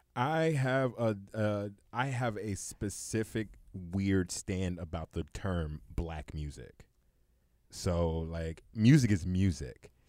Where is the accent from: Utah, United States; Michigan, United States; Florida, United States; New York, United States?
New York, United States; New York City; I'm from Brownsville in the projects